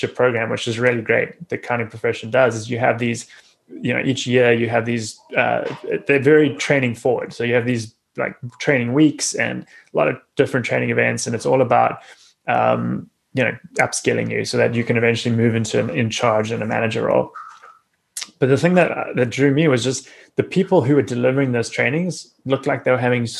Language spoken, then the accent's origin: English; South Africa; growing up in South Africa, where I did